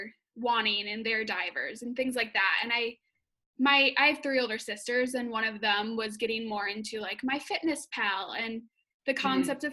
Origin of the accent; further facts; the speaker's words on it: Wisconsin, United States; moved away as an adult; also born or lived in Madison, Wisconsin; now in Chicago, United States; I'm from Wisconsin and I usually live in Chicago when quarantining